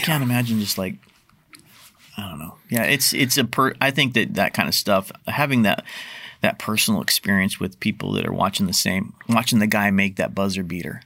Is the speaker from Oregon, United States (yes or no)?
yes; Portland, Oregon, United States; I grew up in North Portland